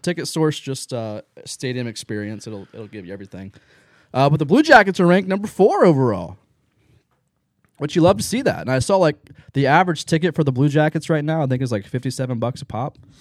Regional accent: Lancaster, Ohio, United States; also born or lived in Baltimore, Ohio; I grew up in Lancaster and Baltimore area.

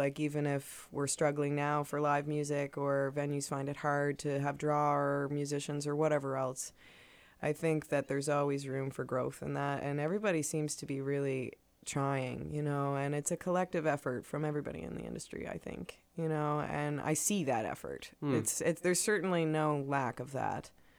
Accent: Truro, Nova Scotia, Canada; I'm originally from Truro, and I'm living there now, and I commute all over the place.

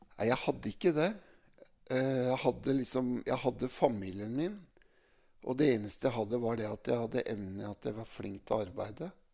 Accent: Mjøndalen, Buskerud, Norway; jeg er oppvokst da midt i Mjøndalen sentrum

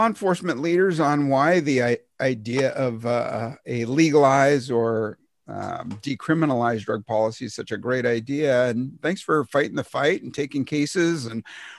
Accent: San Francisco, California, United States; here in California, in San Francisco, my hometown

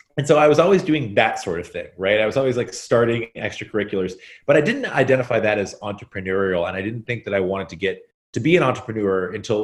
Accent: Central Kentucky, United States; also born or lived in Brooklyn, New York; now in New York City, United States; I was born and raised in Kentucky, Central Kentucky to be specific.

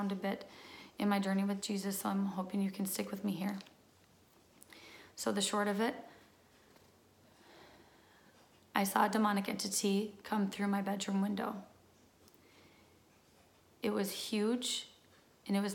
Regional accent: Minnesota, United States; I am from Minnesota

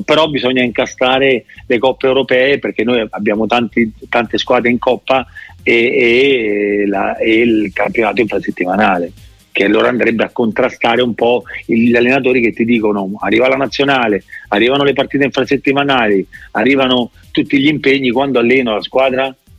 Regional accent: Rome, Lazio, Italy; sono romano e ho giocato tanti anni a Roma

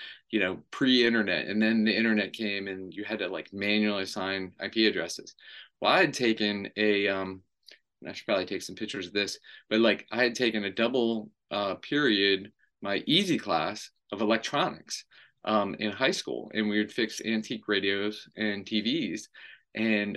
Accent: Maryland, United States; I grew up in Maryland.

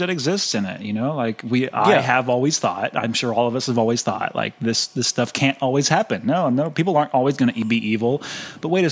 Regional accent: Cincinnati, Ohio, United States; born or raised there

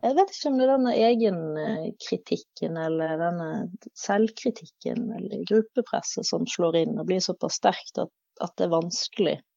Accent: Bergen, Vestland, Norway; jeg er jo eh, oppvokst i Bergen kommune, innenfor det som kalles Bergens randsoneområde.

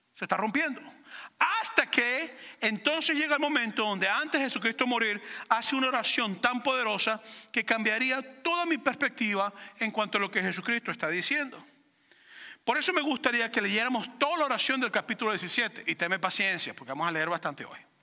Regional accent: Venezuela; moved away; me identifico como venezolano

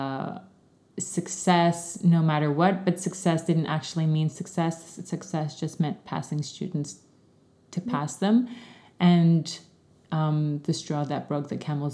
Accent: Canada; moved away as an adult; I grew up in Canada, did my studies in Canada, and started teaching there

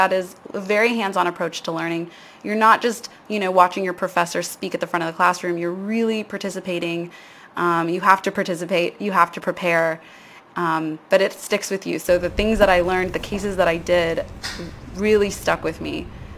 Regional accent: United States; accent: American; moved away as an adult; also born or lived in Barcelona; So I'm American, if you can't tell from the accent.

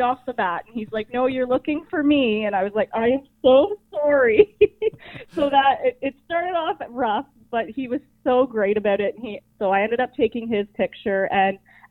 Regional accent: Ops Township, Ontario, Canada; now in Downeyville, Canada; I'm originally from Ops Township

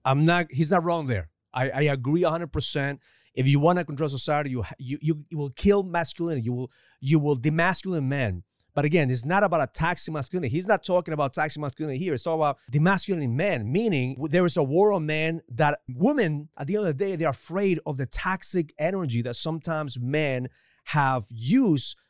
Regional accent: Ecuador; now in United States; growing up in Ecuador

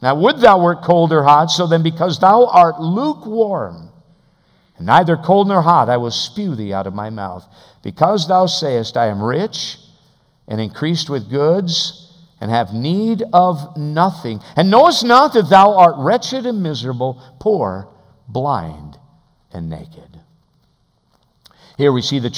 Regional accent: United States; an American believer

